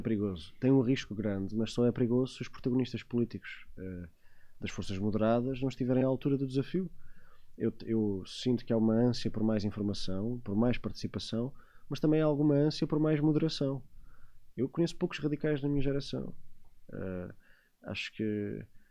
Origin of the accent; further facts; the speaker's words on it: Portugal; como português